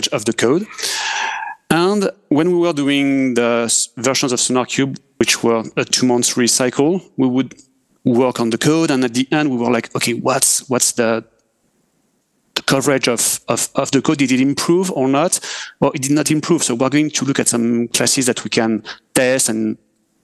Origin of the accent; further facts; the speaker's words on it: France; accent: French; English is a second language; I'm French, as we can hear with my accent.